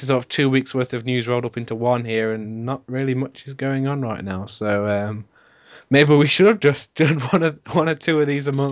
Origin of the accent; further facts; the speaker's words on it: United Kingdom; All British podcast